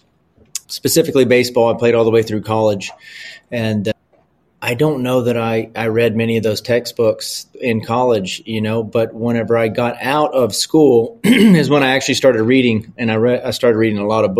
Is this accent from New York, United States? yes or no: no; Louisiana, United States; I'm from the South. I'm from Louisiana